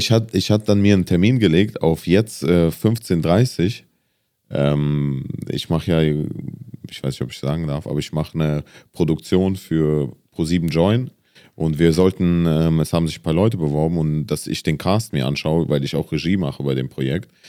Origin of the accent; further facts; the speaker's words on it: Germany; aber für mich ist schon Deutschland mein, mein mm, Heimatland oder meine Heimat.